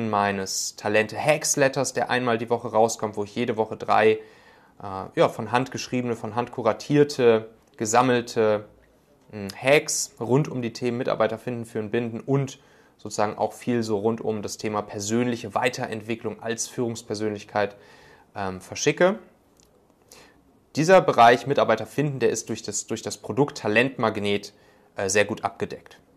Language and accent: German; North Rhine-Westphalia, Germany; Ich komme ja ursprünglich so aus der Kölner Gegend.